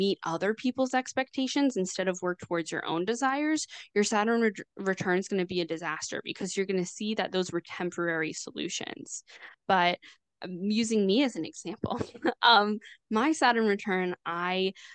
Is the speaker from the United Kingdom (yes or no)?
no; Canada; I'm Canadian